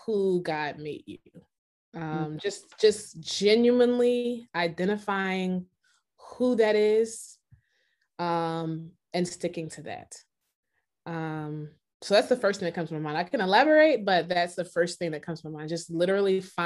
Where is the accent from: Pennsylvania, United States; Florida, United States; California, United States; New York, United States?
Pennsylvania, United States; Philadelphia; I am from Philadelphia, Pennsylvania